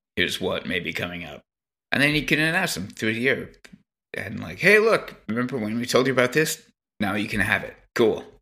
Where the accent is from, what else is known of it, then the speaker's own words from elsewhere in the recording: Canada; I'm Canadian